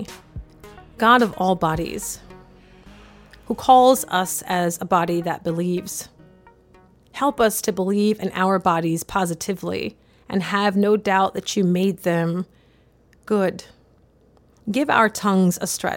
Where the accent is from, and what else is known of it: the South, United States; born or raised there